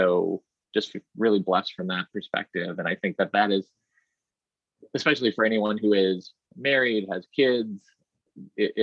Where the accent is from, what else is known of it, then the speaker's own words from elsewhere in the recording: Burlington, Massachusetts, United States; also born or lived in Boston / Woburn; I was born in Boston and grew up in first Woburn and then Burlington